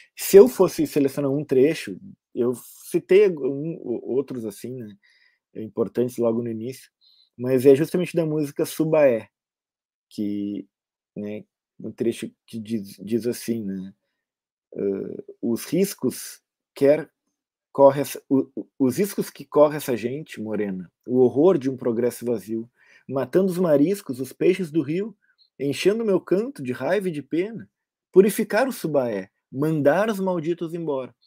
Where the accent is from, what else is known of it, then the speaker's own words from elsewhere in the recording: Brazil; Eu sou brasileiro